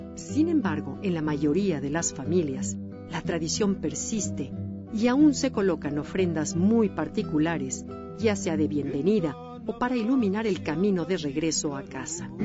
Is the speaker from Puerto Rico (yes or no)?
no; Mexico; para identificarnos como mexicanos